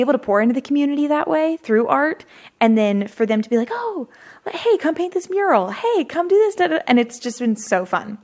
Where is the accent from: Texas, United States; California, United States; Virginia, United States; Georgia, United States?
Texas, United States; Fredericksburg; Fredericksburg, which is my hometown